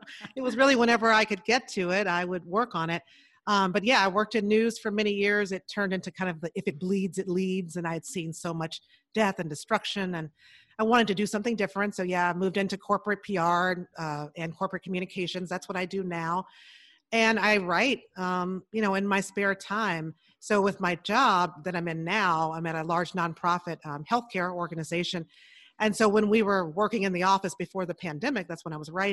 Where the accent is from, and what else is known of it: Chicago, Illinois, United States; born or raised there